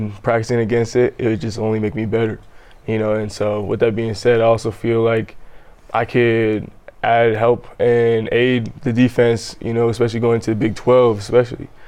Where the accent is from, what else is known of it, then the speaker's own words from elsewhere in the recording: Southern Alberta, Canada; moved away as an adult; now in Provo, United States; I grew up in Southern Alberta, up in Canada